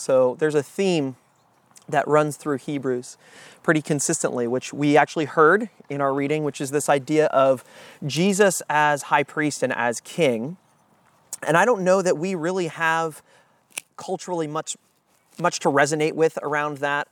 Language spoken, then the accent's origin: English; United States; we as American Christians